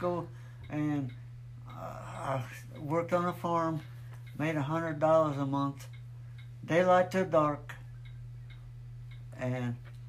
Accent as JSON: {"language": "English", "area": "Loveland", "region": "Colorado", "country": "United States", "tie": "born or raised there", "said": "I was born in 1930, 30th of December in Loving, Colorado."}